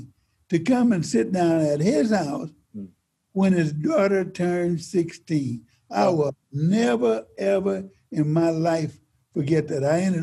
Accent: Mississippi, United States; born or raised there; moved away as an adult; now in California, United States

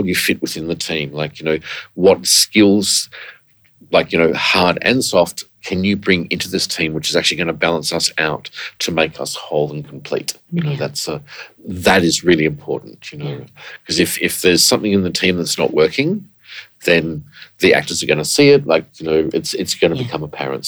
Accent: Brisbane, Queensland, Australia; I'm an Aussie boy from Brisbane

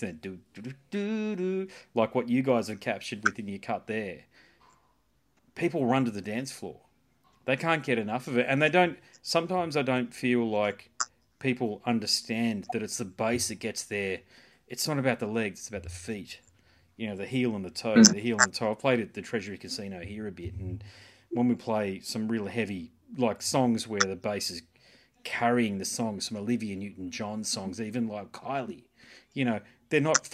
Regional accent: Sydney, New South Wales, Australia; I was born in Sydney, right? And I grew up in Sydney.

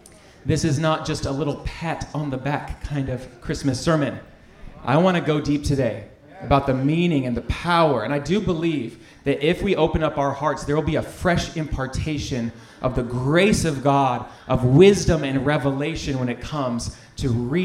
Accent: North Carolina, United States; I grew up in Central North Carolina.

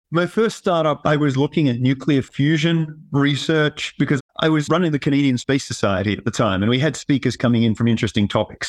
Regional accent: Tasmania, Australia; moved away as an adult; also born or lived in Sydney, Australia; now in Colorado, United States; I grew up in Tasmania, Australia, a small island off the bottom of Australia.

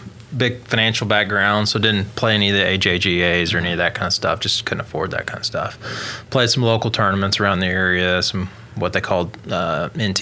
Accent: Oklahoma, United States; my home school or my hometown, our school didn't allow you to play two spring sports

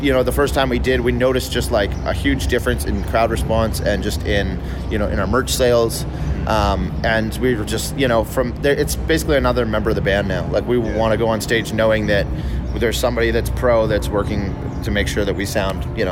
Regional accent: Canada

